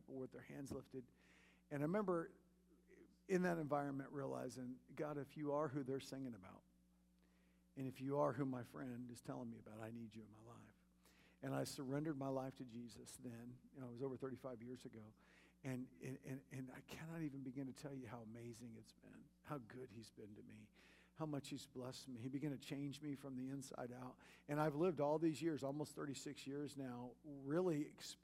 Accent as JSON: {"language": "English", "town": "Kansas City", "region": "Missouri", "country": "United States", "tie": "born or raised there", "also_born_or_lived": "Michigan", "said": "Kansas City, which is my hometown"}